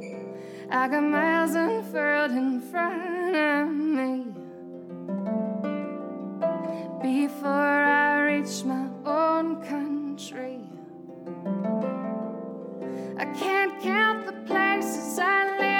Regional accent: Philadelphia, Pennsylvania, United States; moved away as an adult; also born or lived in Berlin, Germany; I'm from Philadelphia first and then a farm outside of Philly.

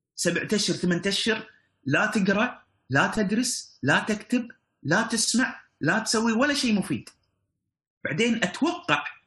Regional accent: Kuwait; عندنا في الكويت

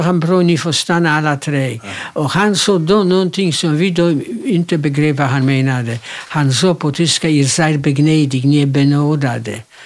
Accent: Łódź, Łódź Voivodeship, Poland; also born or lived in Kielce, Poland; now in Sweden; Jag är född i Polen, i en stad som heter Łódź, Lodz på svenska.

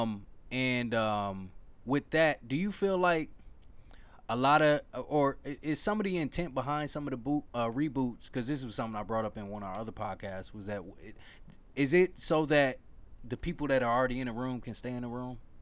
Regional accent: Milwaukee, Wisconsin, United States; Milwaukee, my hometown

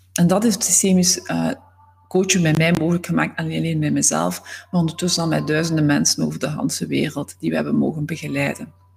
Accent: Zwijnaarde, Flanders, Belgium; moved away; Ik ben oorspronkelijk van Zwijnaarden, dat ligt naast Gent

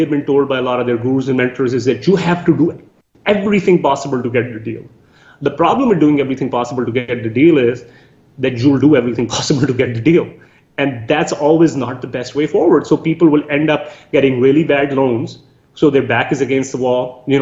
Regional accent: Canada; So some of the biggest things that as a Canadian investor we should be looking

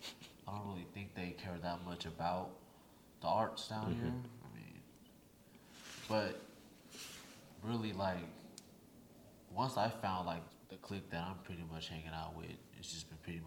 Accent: Sacramento, California, United States; now in Houston, United States; COVID had came and it shut down my hometown, shut down Sacramento.

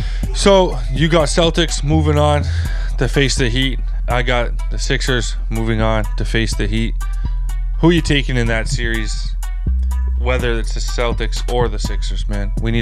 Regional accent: Toronto, Ontario, Canada; I'm from Toronto, born and raised.

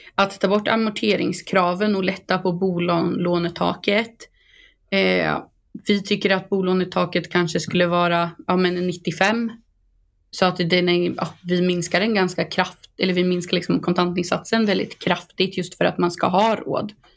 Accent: Boxholm, Östergötland, Sweden; bo inne på Storgatan i Boxholm där jag kommer ifrån

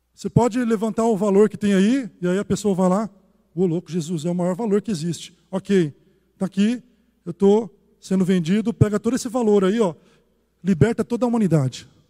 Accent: Brazil; como um bom brasileiro

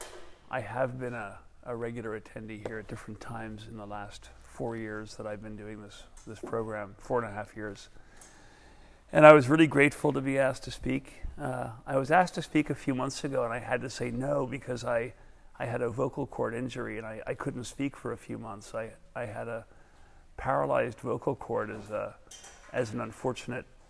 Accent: New York City, New York, United States; I was from Brooklyn

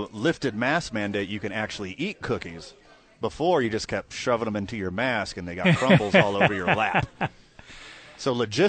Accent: United States; I know I am an American saying this

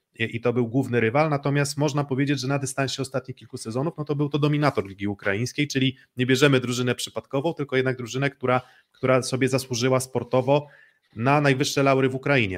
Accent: Olsztyn, Warmian-Masurian Voivodeship, Poland; ja jestem z Olsztyna, jestem kibicem AZS-u Olsztyn

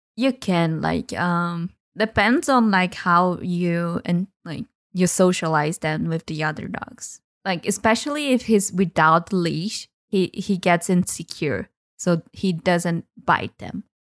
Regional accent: Brazil; I am from Brazil.

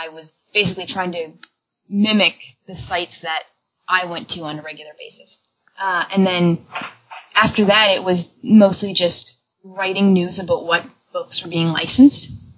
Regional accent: Canada; as a Canadian, I can say that I grew up getting a lot of manga in French as well

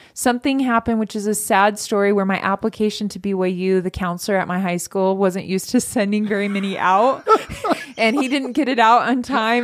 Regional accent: Northern California, United States; also born or lived in Sacramento / Marysville / Yuba City; I grew up in Northern California

